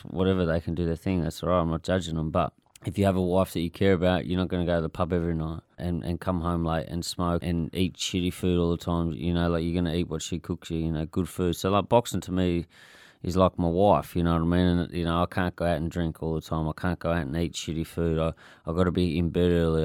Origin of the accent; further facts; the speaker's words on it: Clarendon, Tasmania, Australia; growing up in Clarendon